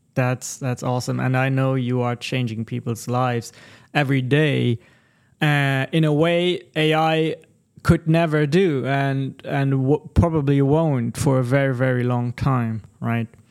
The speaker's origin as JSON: {"language": "English", "region": "Texas", "country": "United States", "said": "we are Texan gentlemen"}